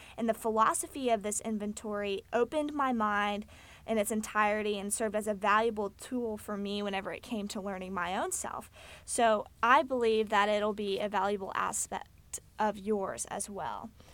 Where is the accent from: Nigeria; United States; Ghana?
United States; Fort Worth, Texas; I was born in Fort Worth, Texas, to a family